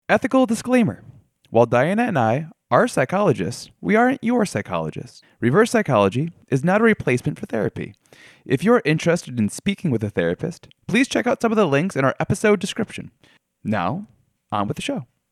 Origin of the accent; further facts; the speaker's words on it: New York, United States; where I grew up in New York